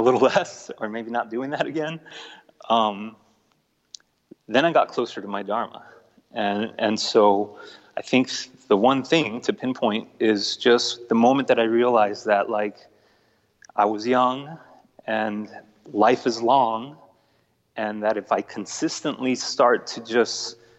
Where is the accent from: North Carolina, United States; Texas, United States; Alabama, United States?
Texas, United States; El Paso; also born or lived in Mexico City, Mexico; growing up in El Paso and, you know, my family and I migrating here from Mexico City to El Paso when I was a kid.